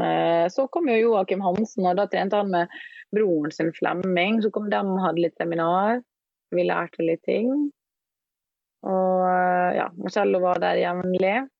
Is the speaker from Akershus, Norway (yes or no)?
no; Ålesund, Møre og Romsdal, Norway; now in Oslo, Norway; Jeg bor eh, på Majorstua i Oslo, men jeg kommer fra Ålesund.